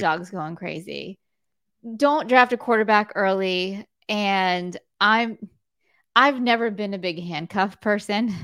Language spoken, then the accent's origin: English; South Florida, United States; when I grew up in South Florida